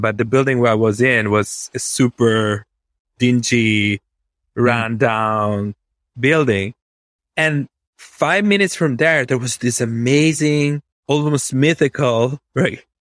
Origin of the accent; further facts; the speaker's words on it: Venice, Veneto, Italy; English is a second language; moved away as an adult; now in United States; I was born in Venice, Italy, which is a strange place to be born and grow up